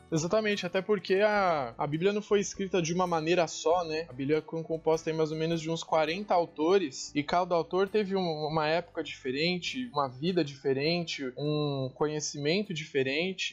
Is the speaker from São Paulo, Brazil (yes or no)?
yes; São Paulo, Brazil; Eu sou natural de São Paulo